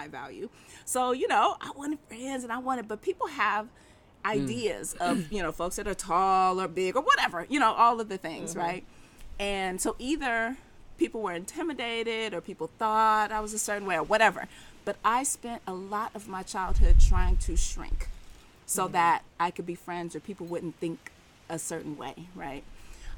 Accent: Berkeley, California, United States; also born or lived in Oakland; I was born in Oakland and raised in Berkeley.

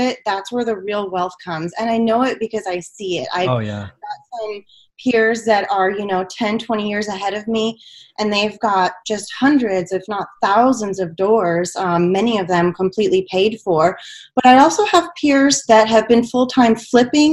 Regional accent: New Mexico, United States; now in Houston, United States; I come from New Mexico, and the population of New Mexico is around 2 million, which is about the population of Houston.

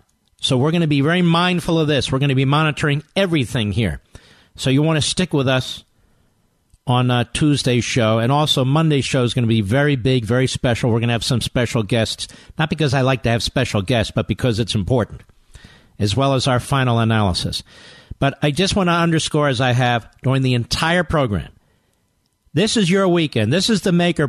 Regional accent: Pennsylvania, United States; my home state of Pennsylvania.

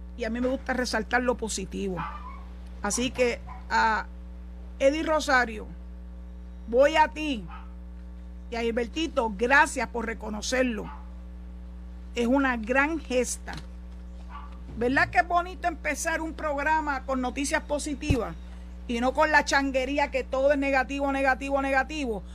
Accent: San Juan, Puerto Rico; yo me crié en Villanevares.

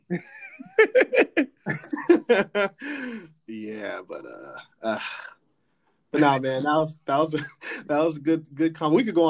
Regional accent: Southern California, United States; now in Philadelphia, United States; growing up in Southern California, I've only been to San Diego once

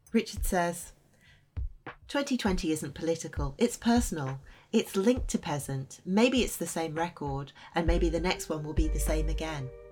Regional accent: Wales, United Kingdom; I'm from Wales. I was born in Wales. My dad was Welsh.

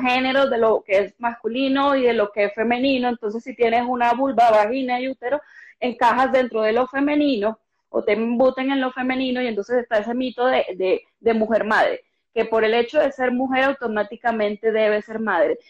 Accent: Cartagena, Bolívar, Colombia; moved away as an adult; now in Bogotá, Colombia; yo soy una cartagenera que lleva muchos años, más de una década viviendo acá en Bogotá

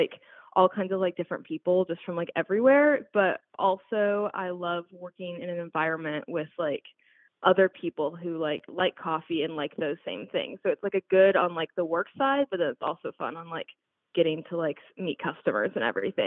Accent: Oregon, United States; moved away; I grew up in Oregon as well

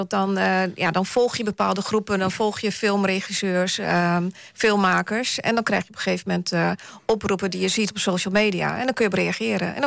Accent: Twente, Overijssel, Netherlands; moved away; ik ben natuurlijk eh, opgegroeid eh, aan, in de grensstreek ehm, Duitsland-Nederland, in Twente.

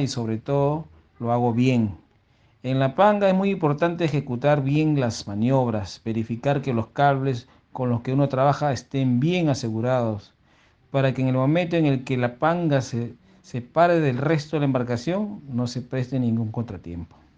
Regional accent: Chancay, Lima, Peru; Yo nací en Chancay hace 45 años

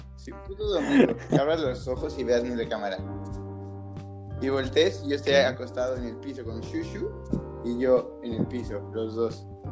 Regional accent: Mexico City, Mexico; yo era el único como chilango

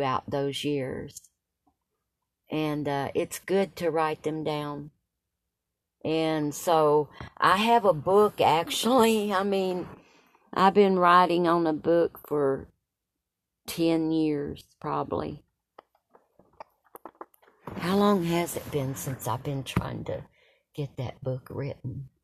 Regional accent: Tazewell, Tennessee, United States; I was raised in Tazewell

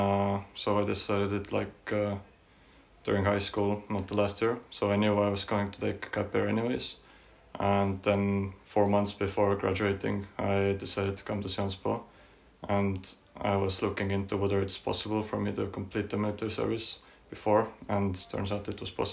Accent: Tallinn, Harju County, Estonia; moved away as an adult; I'm from Tallinn, the capital city of Estonia

